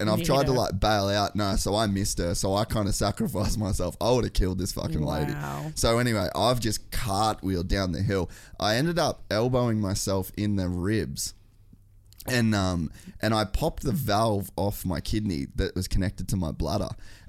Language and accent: English; Cairns, Queensland, Australia; now in United States; I'd never even seen snow until I moved to America. {S2} Wow. {S1} I grew up in Cairns.